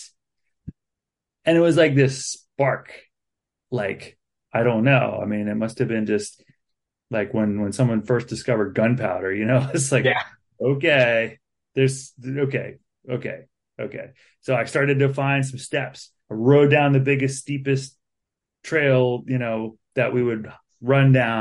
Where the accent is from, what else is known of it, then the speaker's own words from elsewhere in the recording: Baltimore County, Maryland, United States; moved away as an adult; now in Harrisonburg, United States; I grew up in Baltimore County, Maryland, in a welfare family, single mom, three kids